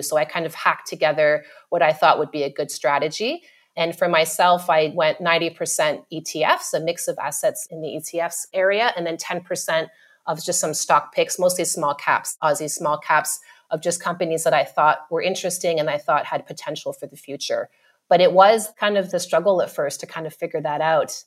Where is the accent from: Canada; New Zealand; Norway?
Canada; Ottawa, Ontario; moved away as an adult; now in Australia; So Ottawa, which is the capital